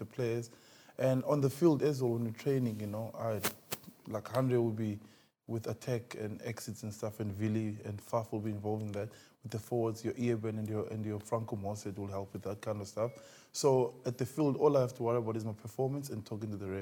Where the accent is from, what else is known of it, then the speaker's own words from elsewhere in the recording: Gqeberha, Eastern Cape, South Africa; where I'm from Zwide